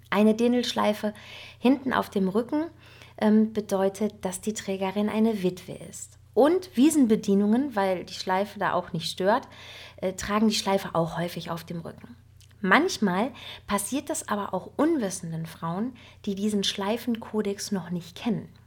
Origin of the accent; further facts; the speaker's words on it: North Rhine-Westphalia, Germany; denn ich als Westfälin muss mir natürlich auch ein bisschen nachlesen, wie funktioniert das denn mit dem Dirndl nun richtig? Und ähm, ich kenne Dirndl ja nur von unseren westfälischen nachgemachten Oktoberfesten.